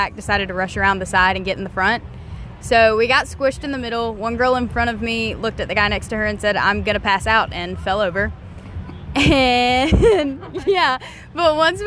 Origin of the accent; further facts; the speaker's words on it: Spartanburg, South Carolina, United States; I'm from Spartanburg, South Carolina.